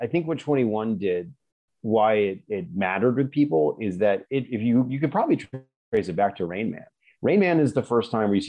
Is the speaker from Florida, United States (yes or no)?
no; Oklahoma, United States; an old friend of mine from growing up in Oklahoma, her older brother was a professional poker player for a while.